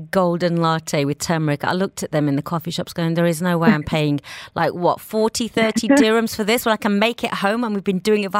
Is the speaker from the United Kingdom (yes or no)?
yes; Birmingham, West Midlands, United Kingdom; moved away; I'm from Birmingham